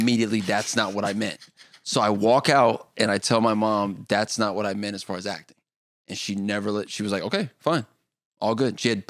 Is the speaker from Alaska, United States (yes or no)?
yes; Anchorage, Alaska, United States; born there; also born or lived in Germany / Los Angeles; I was born in Alaska, and then we went from Alaska to Germany where Kadeem was born, and then Germany to LA.